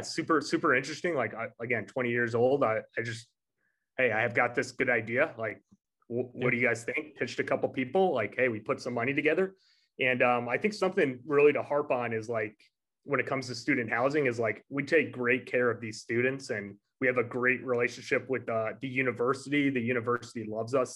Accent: New York, United States; Growing up in New York, like obviously uh, being from New York State

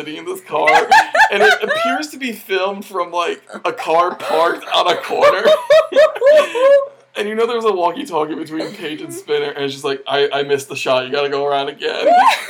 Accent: New Jersey, United States; I'm from Central, so it's just nothing but highways and beach.

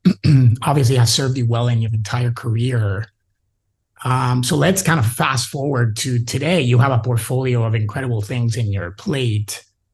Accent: New York City, New York, United States; We're both Puerto Rican, NYC

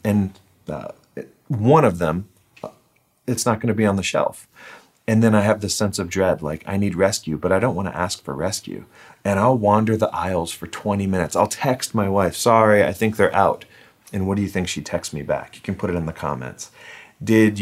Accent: United States; I'm an American

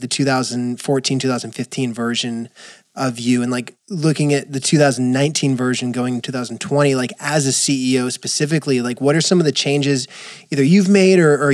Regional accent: West Coast, United States; as a West Coaster, at least growing up in the West Coast

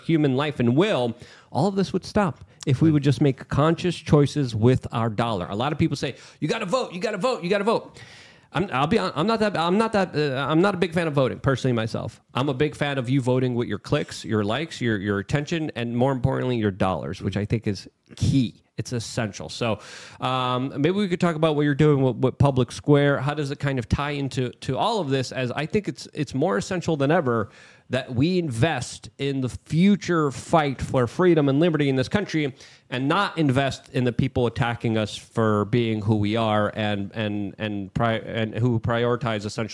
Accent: New York City, New York, United States; growing up in New York City after 2001

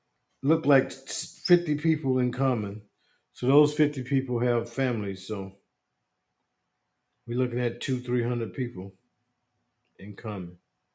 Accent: Bronx, New York, United States; moved away as an adult; also born or lived in Asheville, North Carolina; I was born in Asheville, North Carolina, but raised in Boogie Down Bronx, New York. I spent many of my summers in Asheville with my grandparents

